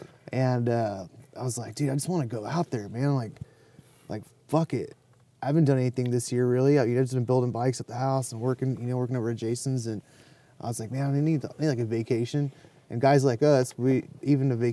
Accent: Dallas, Texas, United States; also born or lived in Phoenix, Arizona; I grew up in West Dallas

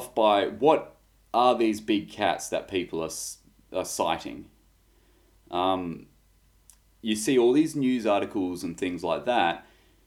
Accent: Australia; Being an Australian

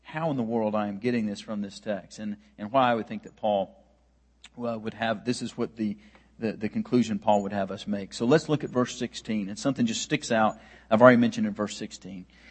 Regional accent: United States; as an American man who is very steeped in American culture and brought up in the American culture

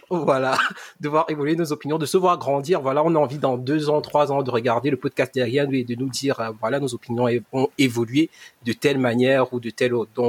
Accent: Yaoundé, Centre, Cameroon; Tam, c'est faire référence à un, à un carrefour à Yaoundé, qui est une des villes dans lesquelles on a grandi au Cameroun.

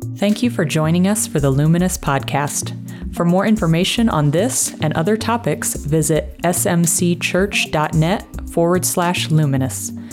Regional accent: Rockford, Illinois, United States; I grew up uh, west of Chicago

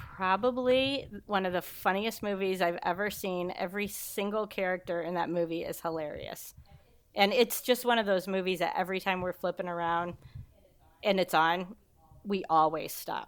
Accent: Kewanee, Illinois, United States; moved away; also born or lived in Chicago; I'm from Kewanee. It's about, um, two and a half hours southwest of Chicago

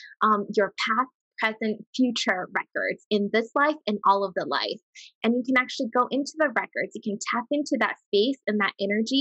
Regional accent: Hawaii, United States; moved away as an adult; also born or lived in Las Vegas, Nevada; I'm from Hawaii, but when I first moved to Vegas when I was about 20

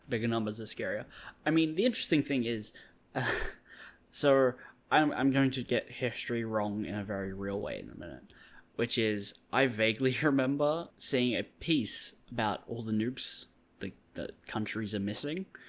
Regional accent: Australia; I'm an Australian

